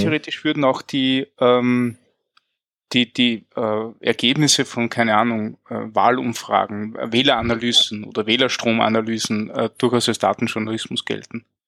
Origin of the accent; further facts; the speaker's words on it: Linz, Upper Austria, Austria; ich bin aus Linz. Äh, das ist ähm, in Österreich